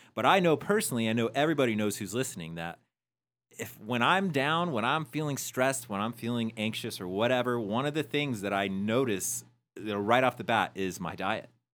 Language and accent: English; Peoria, Arizona, United States; we came from Peoria, Arizona